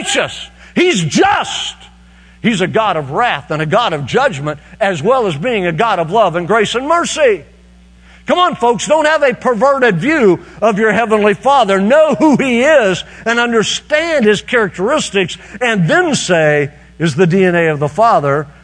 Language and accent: English; Fairview, Oklahoma, United States; moved away; Fairview, Oklahoma, which is my hometown, where I was raised